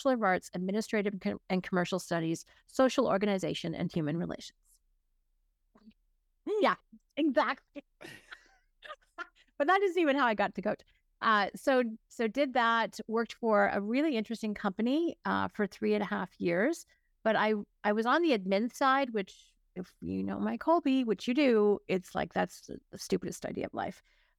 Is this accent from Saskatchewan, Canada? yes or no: no; Hanover, Ontario, Canada; also born or lived in Burlington / Toronto; Technically, I was born in Burlington, but 6 months old, I moved to Hanover. So I actually was a small town kid. And then my dad, my mom got restless.